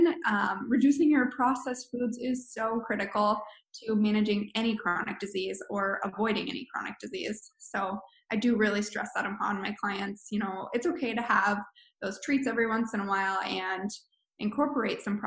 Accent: Anchorage, Alaska, United States; also born or lived in Colorado; I'm from Anchorage, but lived in Colorado for the last few years

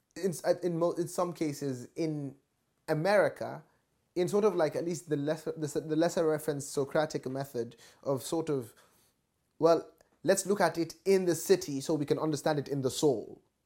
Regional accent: Nigeria; moved away as an adult; from my growing up in Nigeria up until I've left I left for university

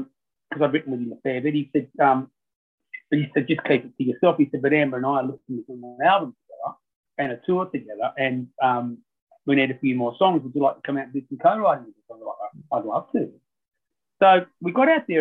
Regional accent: Ulladulla, New South Wales, Australia; I'm from Ulladulla and I grew up down near Lake Conjola

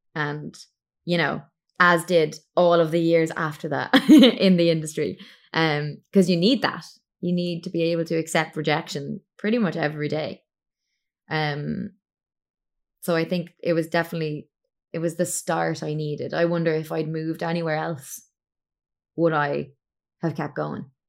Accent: Ireland; moved away as an adult; I'm an Irish singer-songwriter, and I currently live in Ireland. I was abroad for a good seven years.

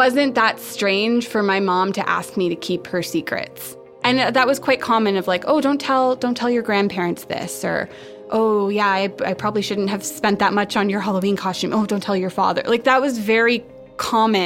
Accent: Ottawa, Ontario, Canada; now in Vancouver, Canada; I was born in Ottawa in January 1991.

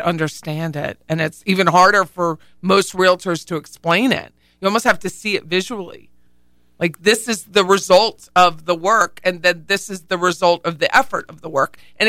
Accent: Harrisburg, Pennsylvania, United States; born or raised there

